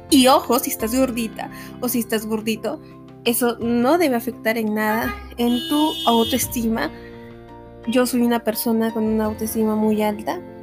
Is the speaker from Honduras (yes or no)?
no; Peru; soy peruana, una peruana muy orgullosa.